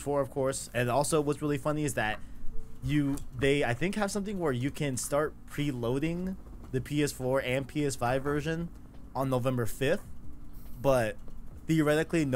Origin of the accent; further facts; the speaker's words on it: New York City, New York, United States; we're all from New York